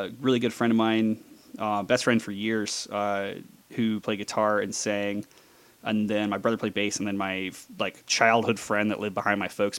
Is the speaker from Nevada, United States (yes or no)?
yes; Las Vegas, Nevada, United States; I am from Las Vegas, where I currently live. I'm one of the rare born and bred Las Vegans